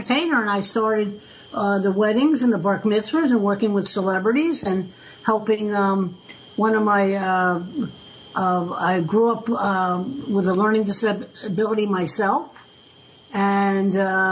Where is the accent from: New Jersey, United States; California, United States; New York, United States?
New Jersey, United States; Millburn; I grew up in Millburn, and I worked for the Paper Mill Playhouse in Millburn, New Jersey